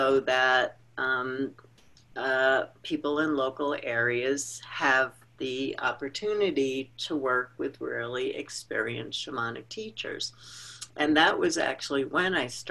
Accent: New York, United States; I grew up in New York

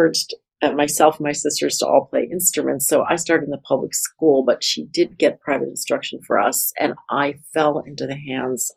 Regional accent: United States; I'm ashamed of being an American often.

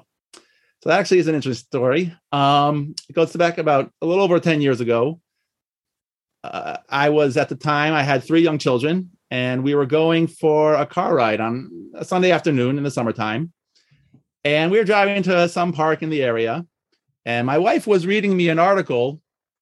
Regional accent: Washington, District of Columbia, United States; moved away as an adult; also born or lived in Monsey / Israel; was born and raised in the Washington, D.C. area

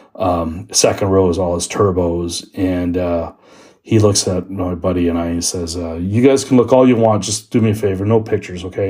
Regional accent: Toronto, Ontario, Canada; I'm from Toronto.

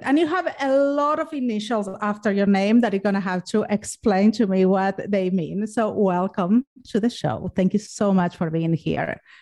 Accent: Argentina; moved away; I'm from Argentina and ergo the sexy accent.

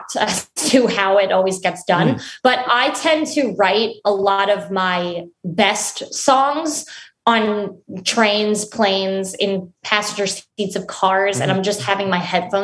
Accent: Long Island, New York, United States; I grew up on Long Island in New York

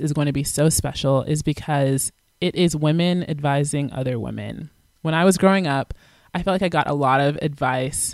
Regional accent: Atlanta, Georgia, United States; moved away as an adult; also born or lived in Virginia / Kansas; I'm originally from Atlanta, Georgia.

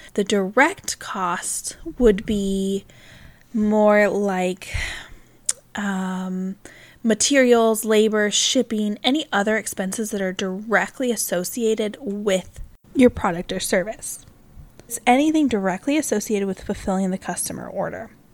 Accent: Pacific Northwest, United States; moved away; we're originally from the Pacific Northwest, so we're about three thousand miles from any of our family

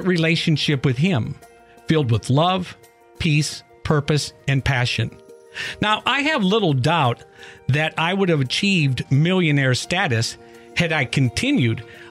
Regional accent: Iowa, United States; Growing up in Iowa

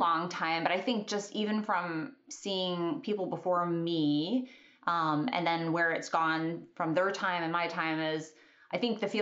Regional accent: Kentucky, United States; moved away as an adult; also born or lived in Alaska; I grew up in Kentucky. I'd spent my whole life in Kentucky.

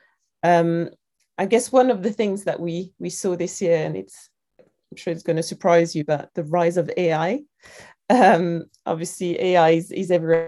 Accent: France; accent: French; moved away as an adult; now in London, United Kingdom; I was growing up in France

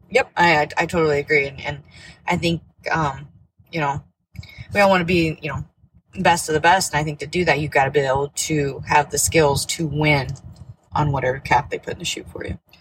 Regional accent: Nebraska, United States; I'm from Nebraska. I uh, grew up there

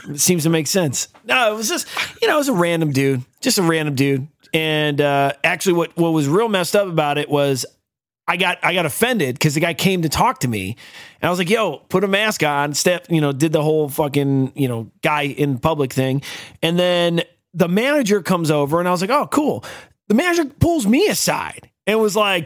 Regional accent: United States; I'm an American

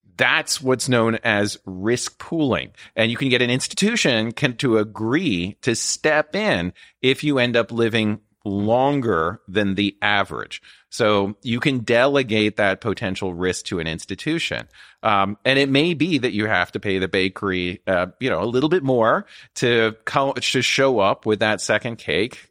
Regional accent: Midwest, United States; moved away; growing up in the Midwest

